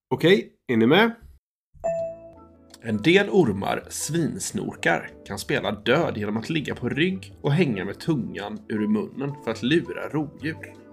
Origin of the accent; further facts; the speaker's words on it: Gothenburg, Västra Götaland, Sweden; Ja, vi är två bröder från Göteborg som älskar att berätta godnattsagor.